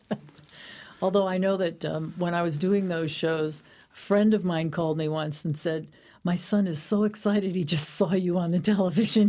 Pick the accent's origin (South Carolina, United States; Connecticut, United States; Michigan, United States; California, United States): Connecticut, United States; Danbury; I am a native to Danbury. This is my hometown.